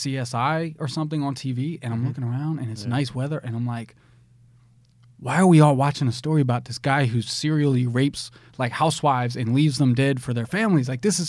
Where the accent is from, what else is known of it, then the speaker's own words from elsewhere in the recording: New Jersey, United States; From New Jersey, born and raised.